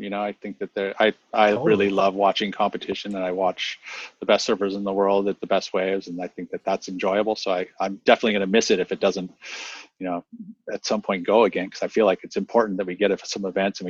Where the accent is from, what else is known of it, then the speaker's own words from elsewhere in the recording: La Selva Beach, California, United States; I mean, with the beach breaks, like where I grew up in La Selva, which is just south of town here, we got that rain going.